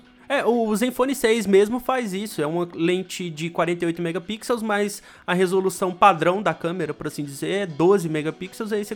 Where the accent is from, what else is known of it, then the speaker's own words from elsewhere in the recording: Brazil; como brasileiro médio